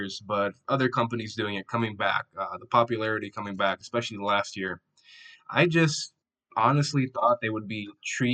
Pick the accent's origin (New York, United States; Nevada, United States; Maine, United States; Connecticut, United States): Nevada, United States; Las Vegas; I'm from Vegas